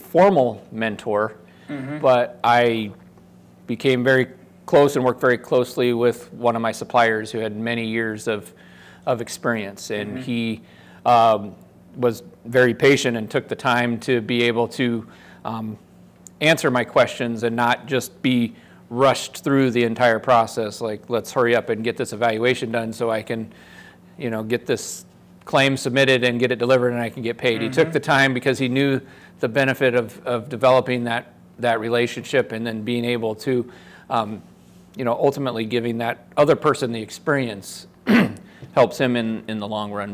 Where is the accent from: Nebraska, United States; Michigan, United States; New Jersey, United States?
Nebraska, United States; Omaha; also born or lived in Lincoln, Nebraska; I'm from Omaha, Nebraska originally